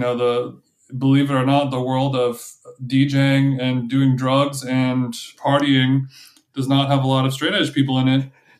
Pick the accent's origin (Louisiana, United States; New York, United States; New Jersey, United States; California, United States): California, United States; Huntington Beach; Yeah, I'm from Huntington Beach. Yeah.